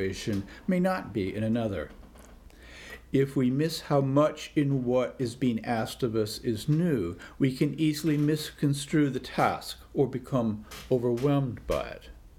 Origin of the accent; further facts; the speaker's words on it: Washington, United States; my home state of Washington